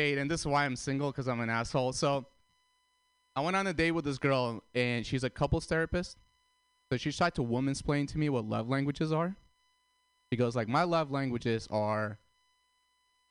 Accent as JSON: {"language": "English", "town": "San Francisco", "region": "California", "country": "United States", "said": "I'm from San Francisco"}